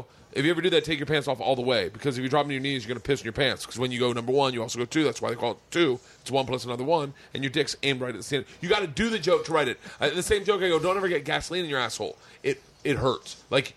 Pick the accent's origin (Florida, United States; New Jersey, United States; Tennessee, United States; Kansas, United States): Florida, United States; Tampa; I grew up in Florida